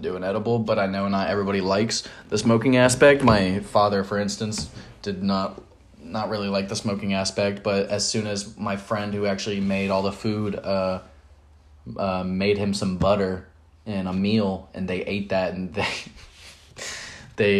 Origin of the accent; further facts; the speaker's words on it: Florida, United States; we're from Florida